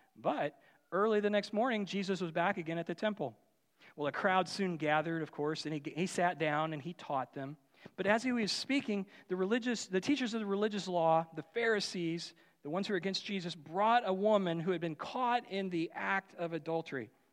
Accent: Union, Missouri, United States; I grew up in Union, Missouri

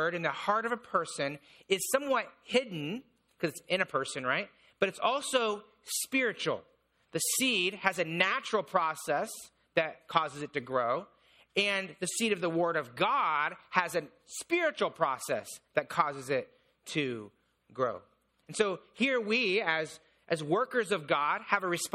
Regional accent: Indiana, United States; I grew up in Indiana

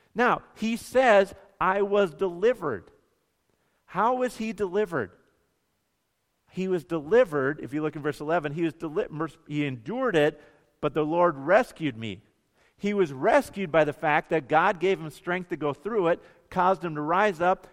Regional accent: Bemidji, Minnesota, United States; growing up in Bemidji

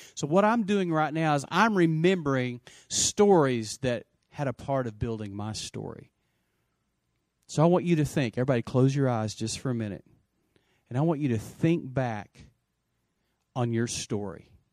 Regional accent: Lubbock, Texas, United States; also born or lived in Post, Texas; I grew up in Lubbock

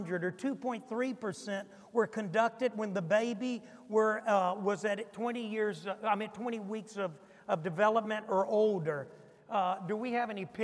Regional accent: Niagara Falls, New York, United States; I come from Niagara County

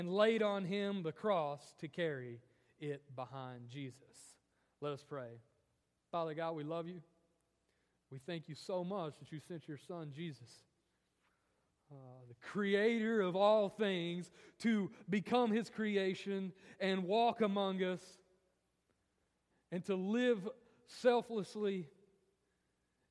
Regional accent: Morristown, Tennessee, United States; I grew up most of my life in Morristown, Tennessee.

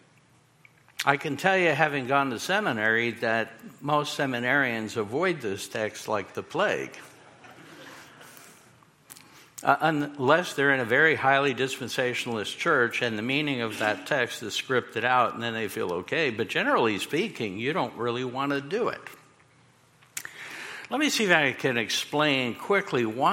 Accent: New York City, New York, United States; moved away; I'm a kid from Queens. I grew up in a mafia neighborhood, and I really did

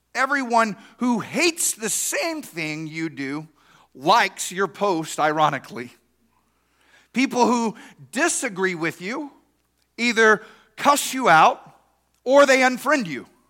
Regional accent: East Texas, United States; I grew up in East Texas

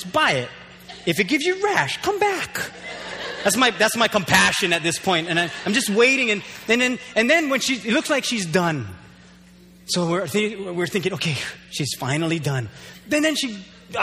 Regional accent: Waimanalo, Hawaii, United States; now in Hilo, United States; I grew up there. I grew up in Waimanalo

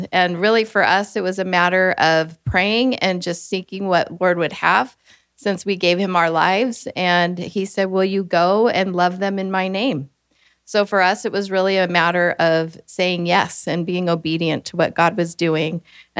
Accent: Orange County, California, United States; moved away as an adult; now in Ecuador; I was born and raised in Orange County

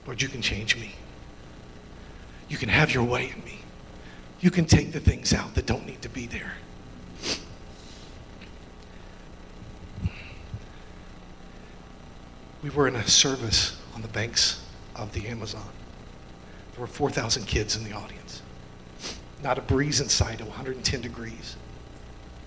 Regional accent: Indiana, United States; accent: redneck; also born or lived in Kentucky; I'm an Indiana farm boy. I was born in Kentucky

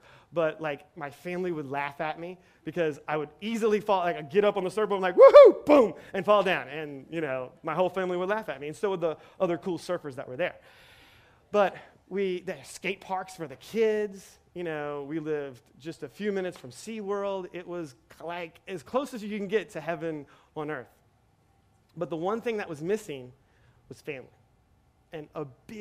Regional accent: Metairie, Louisiana, United States; moved away as an adult; also born or lived in Kenner / New Orleans / San Diego; I was born and raised here in Metairie

